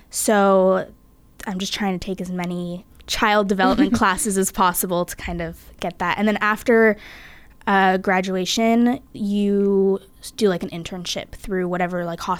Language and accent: English; California, United States; moved away as an adult; I'm from California and I'm currently a sophomore.